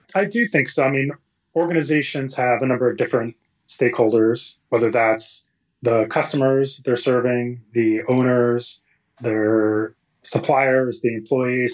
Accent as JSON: {"language": "English", "region": "Texas", "country": "United States", "tie": "born or raised there", "also_born_or_lived": "California", "moved": "as an adult", "said": "I grew up in Texas and I came out to California to go to Stanford and study engineering."}